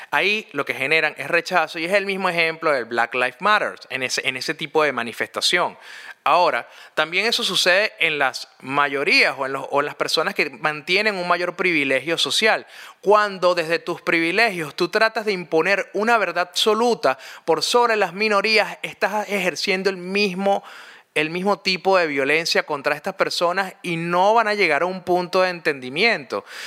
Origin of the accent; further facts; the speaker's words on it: Caracas, Capital District, Venezuela; cuando yo crecí, yo soy de Montalbán. Para los que no saben, Montalbán es una urbanización clase media alta que queda al oeste de la ciudad de Caracas, en Venezuela